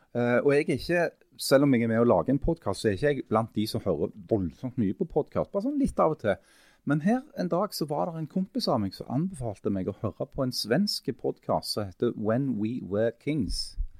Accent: Stavanger, Rogaland, Norway; som rogalendinger og stavangerfolk

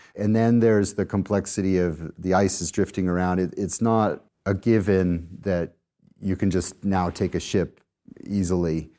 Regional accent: Colorado, United States; moved away; my home state of Colorado in the U S

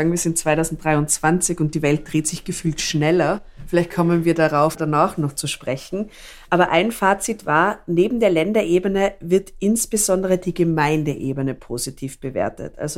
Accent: Tyrol, Austria; Das kann ich als Tirolerin aus meinen Erfahrungen aus dem Bundesland auf jeden Fall bestätigen.

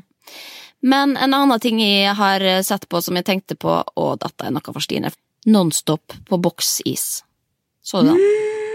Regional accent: Norway; vi er jo nordmenn

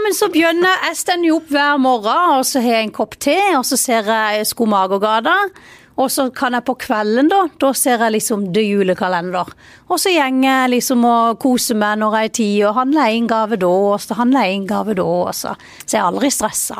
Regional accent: Vennesla, Agder, Norway; jeg er stolt av, av Vennesla, og jeg er stolt av der jeg kommer fra, og stolt av dialekta

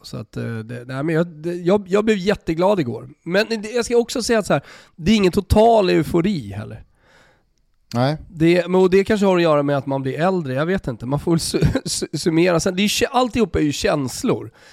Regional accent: Sweden; also born or lived in Italy / Austria; som svensk

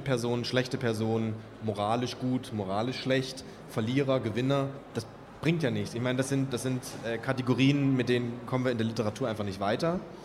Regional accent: Kamenz, Saxony, Germany; moved away as an adult; also born or lived in Räckelwitz / Kassel / Görlitz; aufgewachsen bin ich ja in Kamenz

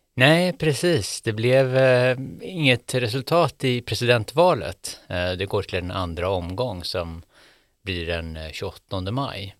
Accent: Sweden; jag var från Sverige

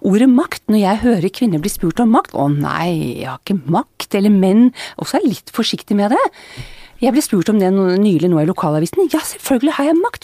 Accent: Bærum, Akershus, Norway; moved away as an adult; født og oppvokst i Bærum

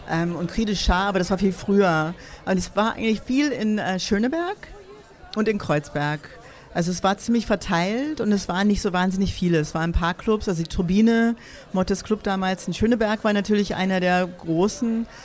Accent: United States; now in Berlin, Germany; ich bin 87 äh, nach Berlin gekommen als Amerikanerin

